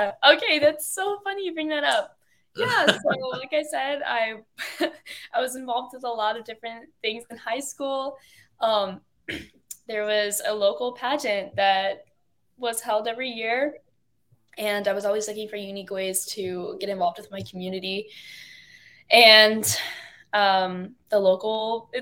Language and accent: English; Dover, Florida, United States; I'm from Tampa, but I grew up on the outskirts of Tampa